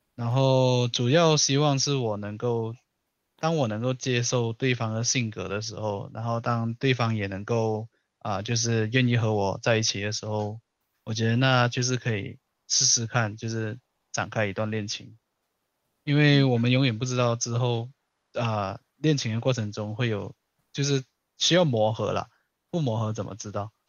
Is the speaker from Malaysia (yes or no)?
yes; Malaysia; moved away; 我那时候我马来西亚人，然后我读的学校是高中和初中，就是国中一体制的